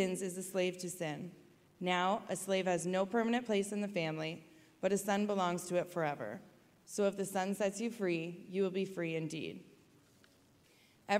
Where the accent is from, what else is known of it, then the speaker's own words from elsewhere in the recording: Waterloo, Ontario, Canada; also born or lived in Kitchener, Ontario; I grew up in Waterloo, Ontario